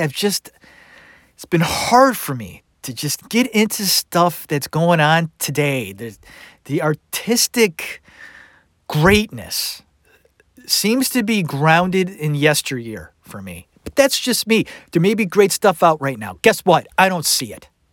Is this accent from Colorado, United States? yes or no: no; Cleveland, Ohio, United States; I grew up in Cleveland.